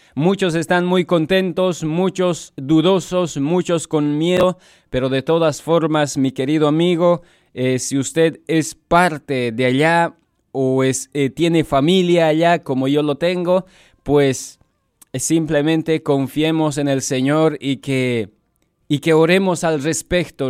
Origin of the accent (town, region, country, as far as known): Bolivia; moved away